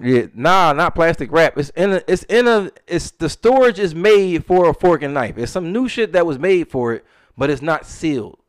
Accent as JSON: {"language": "English", "country": "United States", "said": "as an American"}